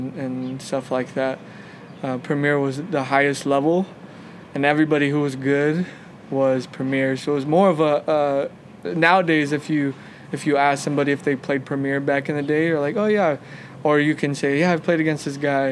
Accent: Los Angeles, California, United States; also born or lived in Ontario, California; We moved from Los Angeles over to Ontario

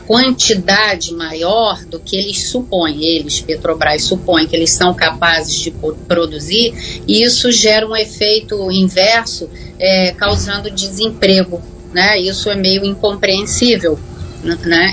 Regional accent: Rio de Janeiro, Brazil; nós, como né, cidadãos do Estado do Rio

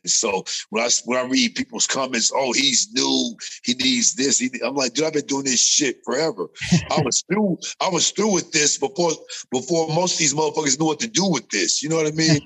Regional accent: California, United States; moved away; also born or lived in Las Vegas; growing up in California, before I got to Las Vegas

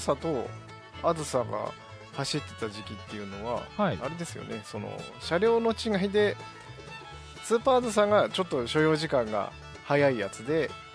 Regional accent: Sendai, Miyagi, Japan; moved away; うちの実家がまあ仙台にあって、

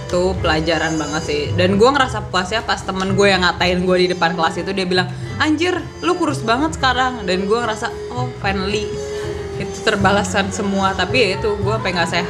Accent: North Sumatra, Indonesia; Ya pipi, tulang pipi gue gede dan gue orang Batak.

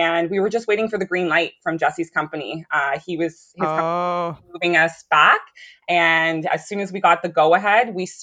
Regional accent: Ontario, Canada; now in Pontypool, Canada; we were from Ontario.

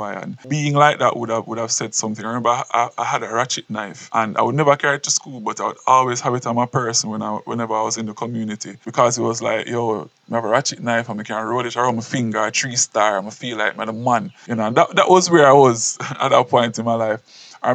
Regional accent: Portland Parish, Jamaica; I grew up in Portland, country youth

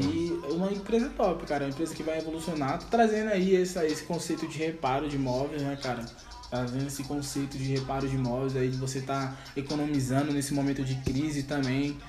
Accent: Brazil; como brasileiro

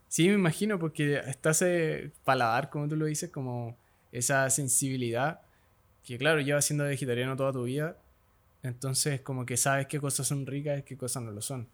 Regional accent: Santiago, Santiago Metropolitan Region, Chile; yo nací acá en Santiago, que es una gran ciudad, Santiago

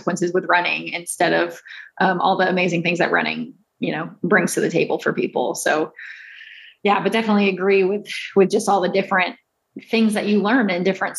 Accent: Houston, Texas, United States; I grew up in Houston

